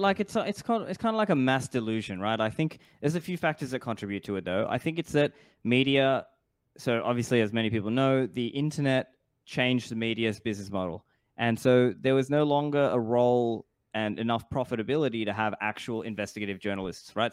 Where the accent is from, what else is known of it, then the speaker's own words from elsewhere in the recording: Australia; now in Dubai, United Arab Emirates; I grew up in Australia, I now live in Dubai